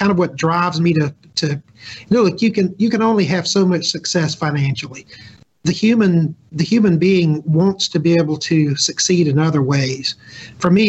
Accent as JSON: {"language": "English", "town": "Jackson", "region": "Mississippi", "country": "United States", "moved": "yes", "lives_now": "Mississippi Gulf Coast, United States", "said": "I'm not actually from the coast. I'm from Jackson."}